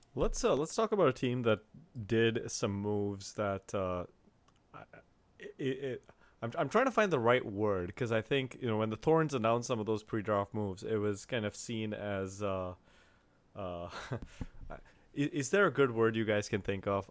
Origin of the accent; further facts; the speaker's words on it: India; I'm from India